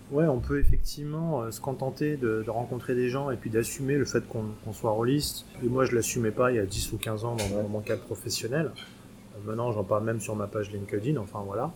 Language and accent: French; Paris, Île-de-France, France; je suis euh, français, puisque je suis né à Paris